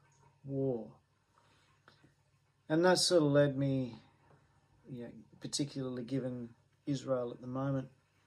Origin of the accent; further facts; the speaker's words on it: Australia; an Australian